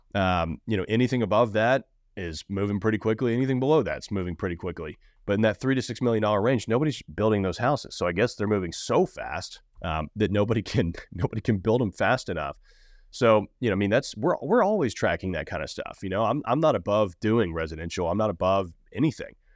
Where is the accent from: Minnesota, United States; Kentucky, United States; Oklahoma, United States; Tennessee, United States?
Tennessee, United States; Nashville; I'm from Nashville. I've been here my entire life